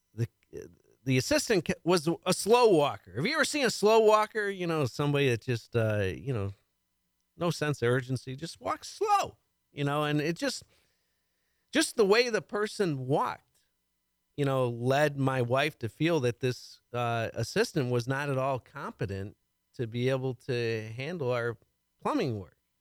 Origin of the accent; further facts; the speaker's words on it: Chicago, Illinois, United States; moved away as an adult; now in Houston, United States; I'm originally from the Chicago area